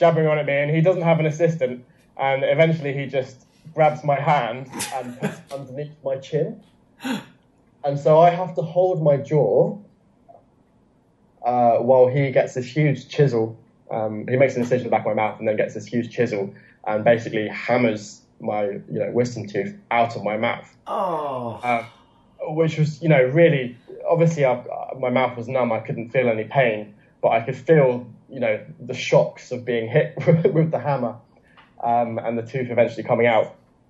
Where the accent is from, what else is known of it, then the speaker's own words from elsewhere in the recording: China; English is a second language; the context is that I couldn't speak any English. I'm still a China baby. I'm still very much a China baby.